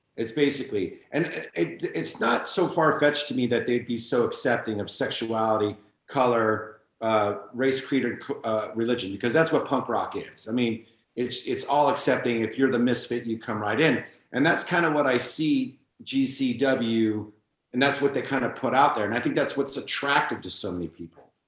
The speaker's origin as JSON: {"language": "English", "town": "San Francisco", "region": "California", "country": "United States", "said": "I'm from San Francisco"}